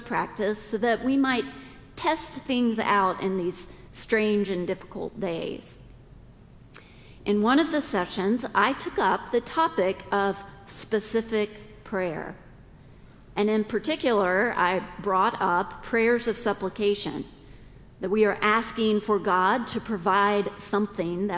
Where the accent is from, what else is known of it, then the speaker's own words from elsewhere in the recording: the South, United States; we're all from the South